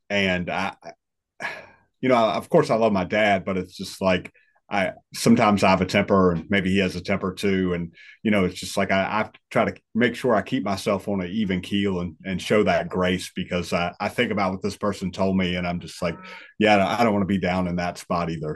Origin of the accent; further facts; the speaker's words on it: northwest of Richmond, Virginia, United States; moved away as an adult; where I'm at now, northwest of Richmond